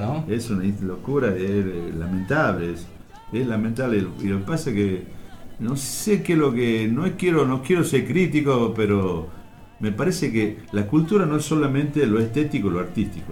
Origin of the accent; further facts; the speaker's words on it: Tucumán, Argentina; soy de Tucumán.